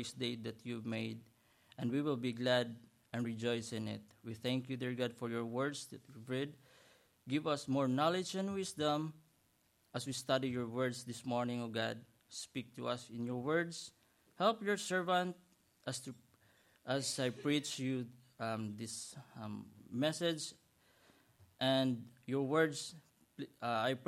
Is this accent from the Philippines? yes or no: yes; Philippines; moved away as an adult; now in United States; I was from Philippines to Hong Kong, then Hong Kong to Dallas, then Dallas to Houston.